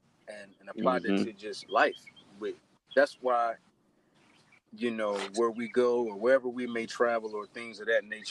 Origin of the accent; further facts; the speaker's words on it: Henderson, North Carolina, United States; I was born in Henderson. I was born, we were all born in Henderson.